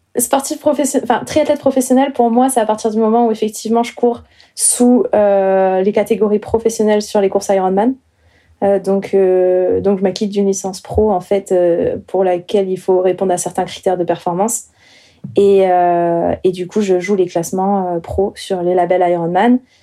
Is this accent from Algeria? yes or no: no; Chaumont, Grand Est, France; moved away as an adult; now in Montpellier, France; je viens du nord-est de la France, donc j'ai grandi euh, à Chaumont, en Haute-Marne